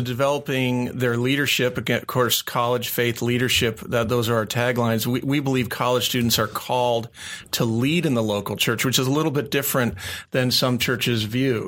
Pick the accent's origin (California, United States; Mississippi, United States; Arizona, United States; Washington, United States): Arizona, United States; Phoenix; moved away as an adult; also born or lived in Tucson, Arizona; I grew up here in the Valley